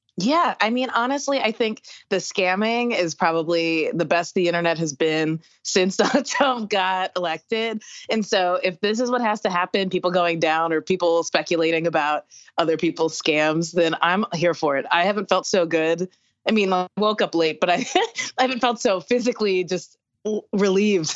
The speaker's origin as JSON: {"language": "English", "region": "the South", "country": "United States", "said": "I'm from the South"}